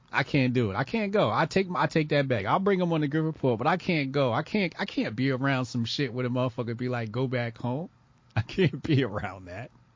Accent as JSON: {"language": "English", "region": "New Jersey", "country": "United States", "tie": "born or raised there", "said": "This is New Jersey. This is my home state."}